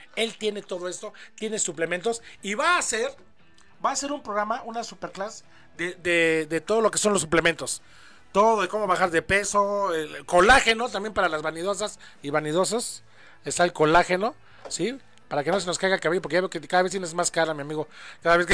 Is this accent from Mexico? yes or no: yes; Mexico; somos mexicanos